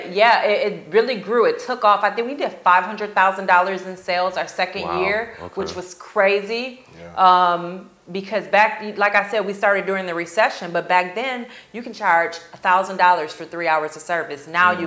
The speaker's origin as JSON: {"language": "English", "town": "Chicago", "region": "Illinois", "country": "United States", "also_born_or_lived": "Grand Rapids", "lives_now": "Tampa, United States", "said": "I'm not. I'm from Chicago."}